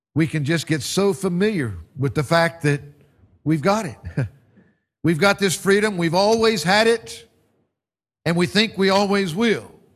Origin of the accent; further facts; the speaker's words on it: United States; moved away; back in my home country